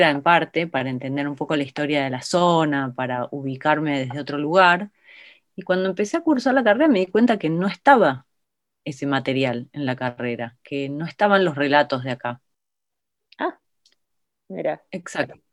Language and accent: Spanish; Buenos Aires, Argentina; Entonces, nosotros como, como porteños y porteñas eh, decimos